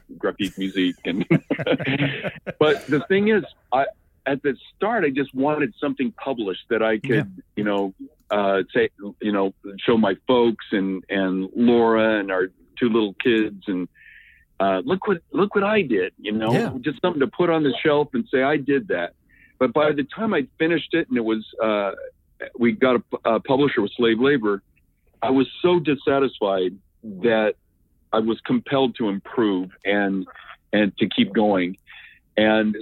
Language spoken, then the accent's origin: English; Roseburg, Oregon, United States; moved away as an adult; also born or lived in Eugene, Oregon / Europe; I was born in Roseburg, which is about an hour south of here.